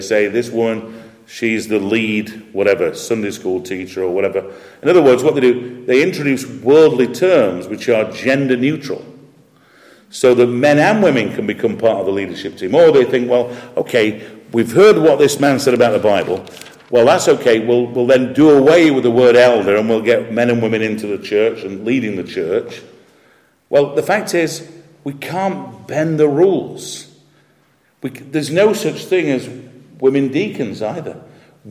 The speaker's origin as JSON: {"language": "English", "region": "Yorkshire and the Humber", "country": "United Kingdom", "said": "I'm a Yorkshireman"}